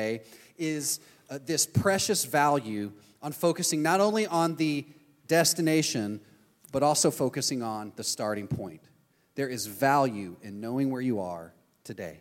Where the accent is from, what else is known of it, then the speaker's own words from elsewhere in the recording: Texas, United States; now in Orlando, United States; I'm from Texas. That's the country I'm from. We moved here.